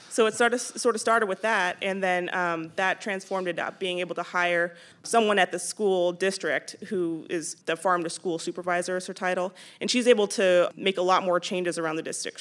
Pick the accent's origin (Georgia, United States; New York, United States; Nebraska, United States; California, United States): California, United States; San Jose; moved away as an adult; also born or lived in Austin, Texas; I'm originally from San Jose, um, and I moved to Austin, Texas to go to grad school.